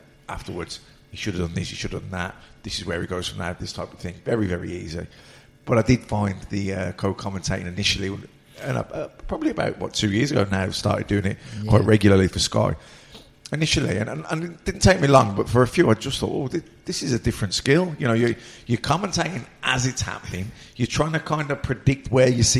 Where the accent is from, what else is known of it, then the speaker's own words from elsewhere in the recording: Birmingham, West Midlands, United Kingdom; accent: Birmingham; I've been blessed with a Birmingham accent